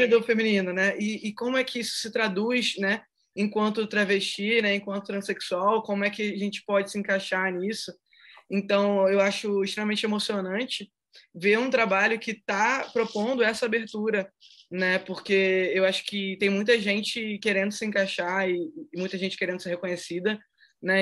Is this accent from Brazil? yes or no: yes; Brazil; enquanto brasileira